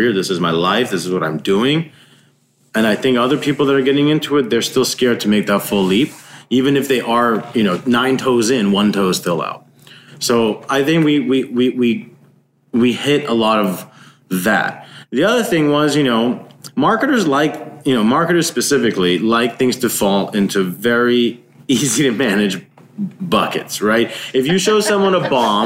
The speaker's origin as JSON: {"language": "English", "region": "Iowa", "country": "United States", "moved": "yes", "lives_now": "California, United States", "said": "I'm from Iowa."}